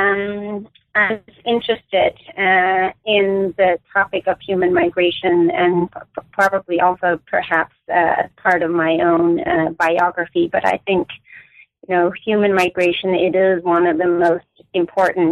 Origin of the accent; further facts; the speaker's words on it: Denmark; moved away as an adult; now in United States; I grew up in Denmark, where I also did my undergraduate and MA work at the University of Copenhagen